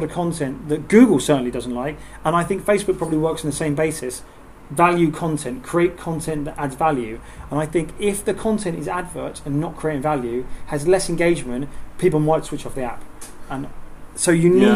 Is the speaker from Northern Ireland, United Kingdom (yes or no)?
no; Southend-on-Sea, East of England, United Kingdom; we're from Southend